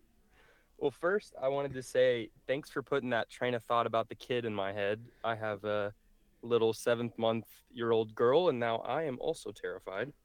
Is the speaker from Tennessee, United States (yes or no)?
yes; Nashville, Tennessee, United States; now in Oklahoma City, United States; I grew up in Nashville